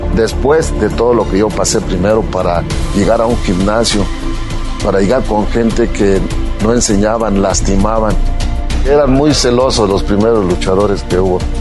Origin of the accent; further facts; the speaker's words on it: Puebla, Mexico; si yo soy poblano